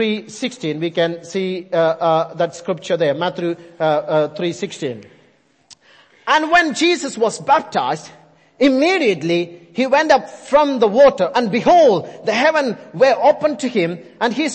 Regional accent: India; accent: Indian; I'm sticking with my Indian accent now

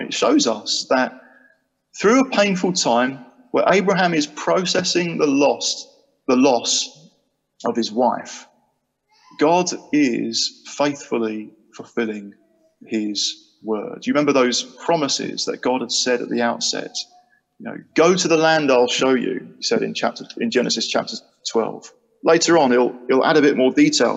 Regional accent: Chatham, South East England, United Kingdom; moved away as an adult; now in Sheffield, United Kingdom; I'm kind of from a place called Chatham in Kent. Well, I am. That's where I grew up.

